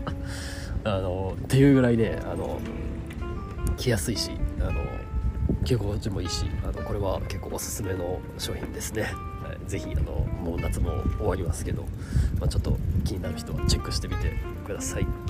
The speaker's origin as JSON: {"language": "Japanese", "region": "Kansai", "country": "Japan", "said": "関西人やしいうのと、まあ、その関西人やから"}